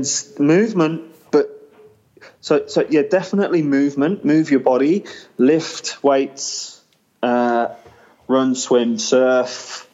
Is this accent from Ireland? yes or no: no; England, United Kingdom; I am a lad, I'm from England